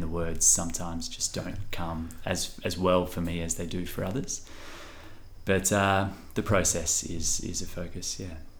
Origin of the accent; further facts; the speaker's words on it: Western Australia, Australia; We're so fortunate to be from this region